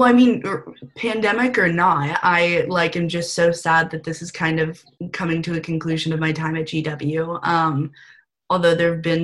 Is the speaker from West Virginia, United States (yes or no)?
no; California, United States; moved away as an adult; now in Washington, D.C., United States; I'm originally from California, so coming all the way to different coasts was definitely a little risky move